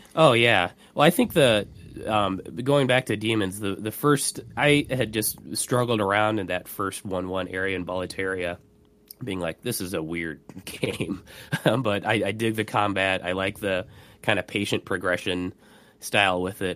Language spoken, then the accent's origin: English; Indianapolis, Indiana, United States; my hometown, Indianapolis